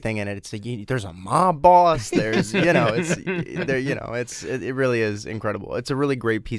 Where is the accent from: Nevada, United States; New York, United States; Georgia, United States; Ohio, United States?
Georgia, United States; also born or lived in Flemington, New Jersey; I'm from Georgia.